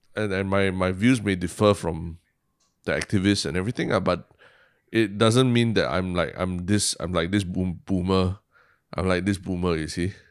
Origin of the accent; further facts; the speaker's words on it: Singapore; as a Singaporean Chinese